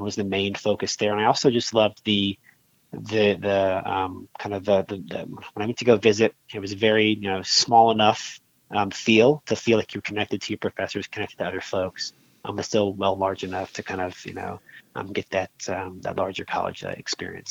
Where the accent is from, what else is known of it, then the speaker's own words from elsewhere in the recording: Charleston, South Carolina, United States; I grew up outside of Charleston. I knew I wanted to stay in the state of South Carolina.